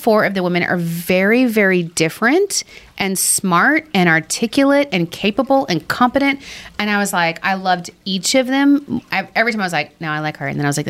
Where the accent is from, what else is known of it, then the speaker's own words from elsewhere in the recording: Texas, United States; accent: Texas; My Texas accent.